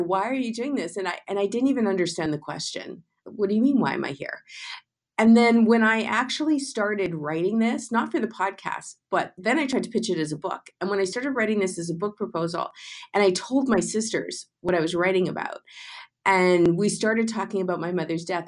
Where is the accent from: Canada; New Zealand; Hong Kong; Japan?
Canada; moved away; I grew up in Canada